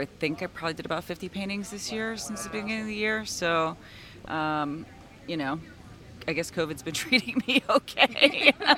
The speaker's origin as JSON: {"language": "English", "area": "Lehigh Valley", "region": "Pennsylvania", "country": "United States", "tie": "born or raised there", "moved": "yes", "said": "I am a born and bred in the Lehigh Valley artist"}